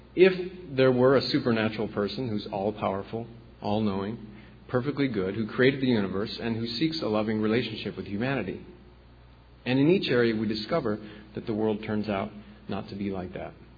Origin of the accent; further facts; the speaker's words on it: the Corn Belt, Midwest, United States; I'm from the Corn Belt myself, the Midwest